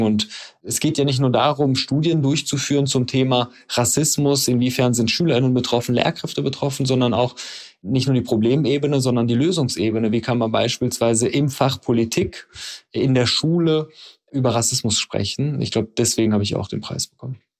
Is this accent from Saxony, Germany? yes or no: no; Dorsten, North Rhine-Westphalia, Germany; moved away as an adult; also born or lived in Iran / Trier / Sweden; da bin ich aufgewachsen. Allerdings bin ich im Iran geboren. Die ersten fünf Jahre meines Lebens habe ich im Iran verbracht und dann bin ich in Dorsten aufgewachsen